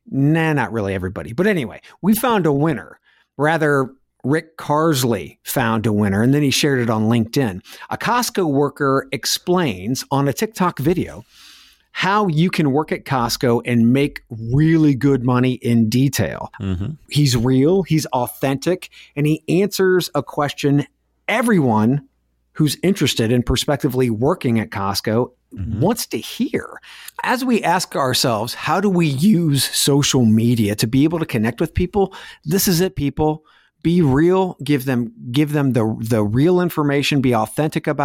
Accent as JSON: {"language": "English", "region": "Scotland", "country": "United Kingdom", "said": "from Scotland, the country which brought you electricity."}